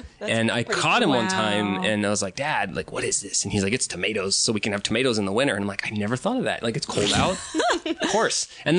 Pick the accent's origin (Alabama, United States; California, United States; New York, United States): California, United States; Southern; now in Seattle, United States; as a kid, I grew up in Southern California